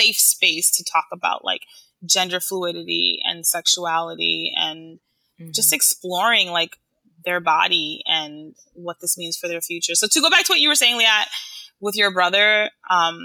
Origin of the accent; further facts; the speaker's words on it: Haiti; now in New York, United States; I'm from Haiti